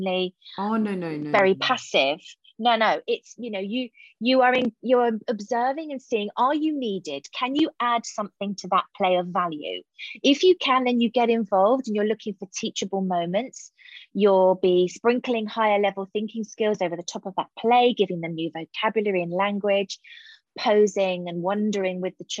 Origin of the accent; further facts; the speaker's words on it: Hayling Island, South East England, United Kingdom; It was such a fantastic place to grow up